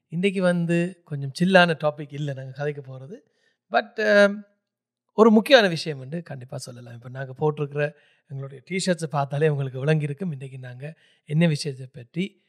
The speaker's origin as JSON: {"language": "Tamil", "country": "Germany", "tie": "born or raised there", "moved": "yes", "said": "ஜெர்மனியில் தான் நான் பிறந்து வளர்ந்தது"}